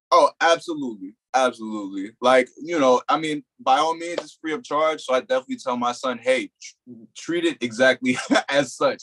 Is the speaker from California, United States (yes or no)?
no; New Jersey, United States; moved away as an adult; also born or lived in Delaware; I was from New Jersey